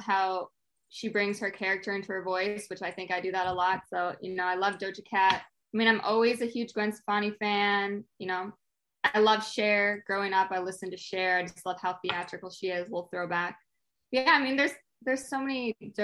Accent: Canada; I'm Canadian.

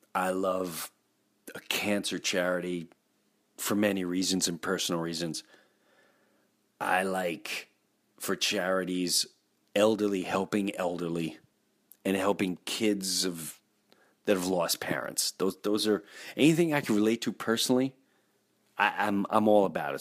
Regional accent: Valley Stream, New York, United States; I grew up in Valley Stream, Long Island, Jefferson Avenue, lived there my whole life, my whole life

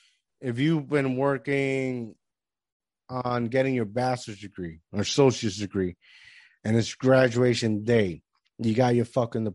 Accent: Puerto Rico; now in United States; because I was born here, right? But yeah, I grew up in Puerto Rico.

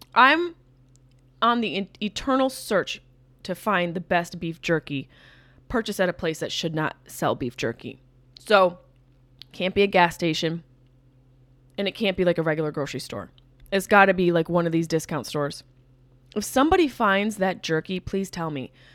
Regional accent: Upstate New York, United States; moved away; I'm a s, quote-unquote New Yorker. Upstate New York, which makes up the chunk of the state

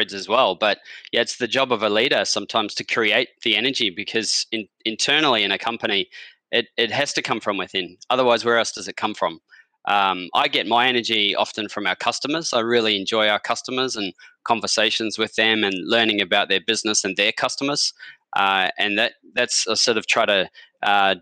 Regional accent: Australia; moved away as an adult; also born or lived in London / Los Angeles / Sydney; now in New Zealand; I'm actually from Australia, but I've been here since 2006, and I've lived in London and Los Angeles as well

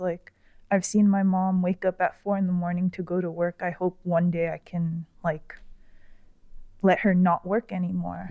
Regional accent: Florida, United States; I grew up in Florida, so, uh, I used to go to the Sawgrass Mall with my mom and my sister a lot.

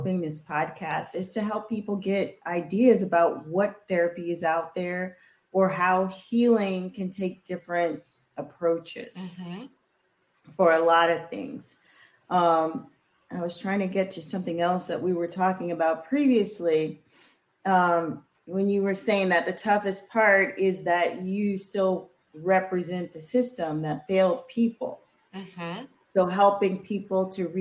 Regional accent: Louisiana, United States; growing up in Louisiana with, you know, parents and great grandparents who had been on the plantation

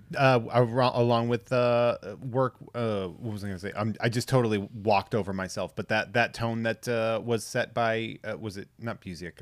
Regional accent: New England, United States; I'm from New England

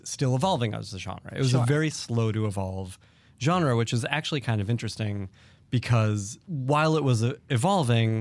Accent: Boston, Massachusetts, United States; I grew up in Boston

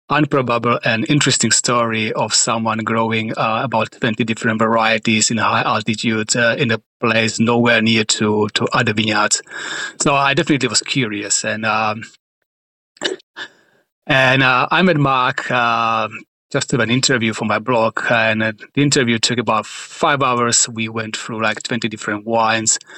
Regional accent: Czechia; moved away as an adult; now in Australia; I moved to Australia from Czech Republic with a plan to establish uh, my career in wine, and started as a as a shop assistant in a bottle shop.

